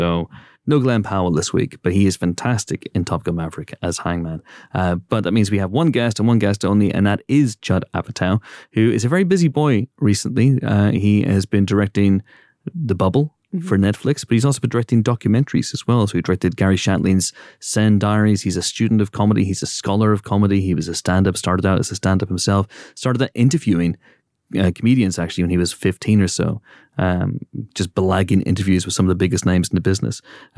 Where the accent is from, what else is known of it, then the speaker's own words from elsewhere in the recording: United Kingdom; You know, growing up in Britain, we had a comedian.